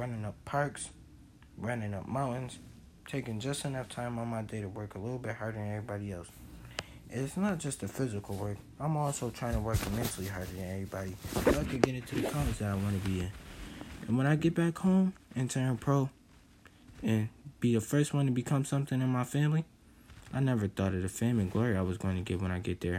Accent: Buffalo, New York, United States; growing up in Buffalo, New York

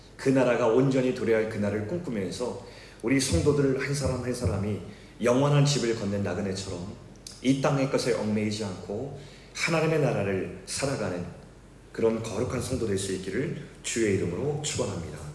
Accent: South Korea; also born or lived in Seoul, South Korea; 제가 어릴 적에 서울에서 태어났는데 잠시 있다가 아버지께서 바닷가 마을에 개척을 하셔서 조그만 시골 마을에서 어린 시절을 보내게 되었습니다.

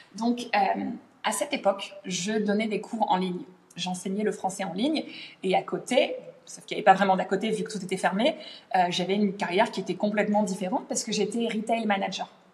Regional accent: France; moved away as an adult; also born or lived in London, United Kingdom; now in Middle East; je suis née en France, j'ai grandi en France et euh, je me suis expatriée au Royaume-Uni à l'âge de 19 ans.

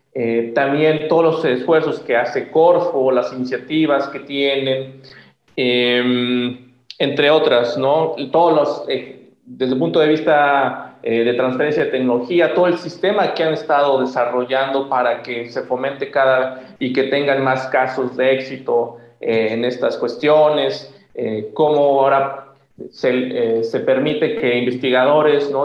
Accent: Mexico; en México hay muchas, tenemos muchos problemas

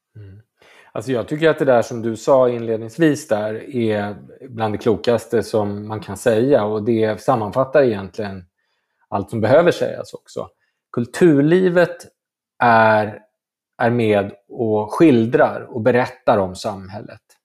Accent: Stockholm, Stockholm County, Sweden; har ju precis som alla stockholmare åkt mycket till Göteborg på somrarna

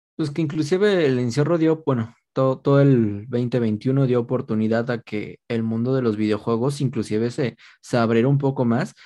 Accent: Mexico

